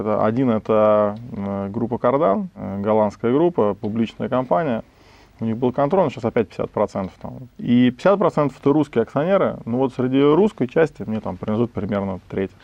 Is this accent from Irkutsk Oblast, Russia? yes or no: no; Moscow, Russia; Я вырос, родился в Москве, учился в Москве